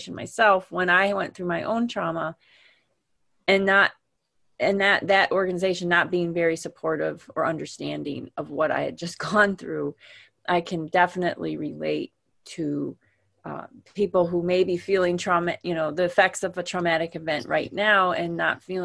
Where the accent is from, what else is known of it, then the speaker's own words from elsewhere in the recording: Wisconsin, United States; Wisconsin, which is my home state